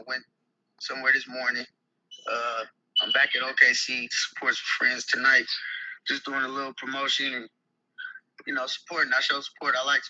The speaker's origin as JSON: {"language": "English", "region": "Oklahoma", "country": "United States", "tie": "born or raised there", "also_born_or_lived": "California / Los Angeles, California", "said": "So, I was born in California. I moved to Oklahoma when I was like 7 or like 5. I was young."}